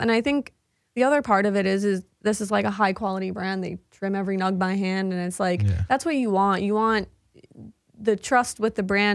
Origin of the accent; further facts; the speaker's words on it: Long Island, New York, United States; moved away; growing up on Long Island